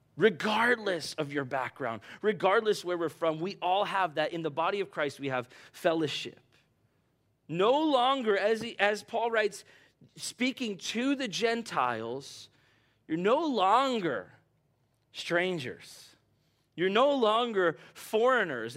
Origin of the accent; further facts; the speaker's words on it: United States; also born or lived in Bahamas / Brazil; as an American